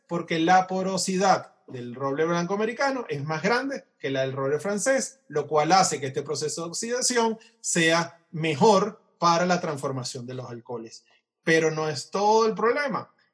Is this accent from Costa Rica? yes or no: no; Venezuela; como venezolanos